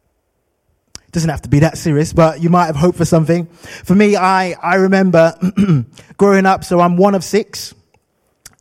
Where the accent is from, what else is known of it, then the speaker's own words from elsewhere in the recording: London, United Kingdom; moved away; I'm from London, and in London, I had a street name